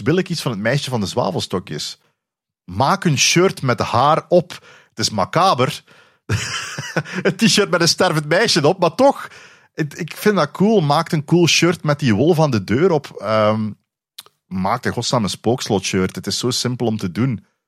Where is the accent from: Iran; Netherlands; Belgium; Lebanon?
Belgium; Flanders; accent: Flemish; mijn Vlaams dialect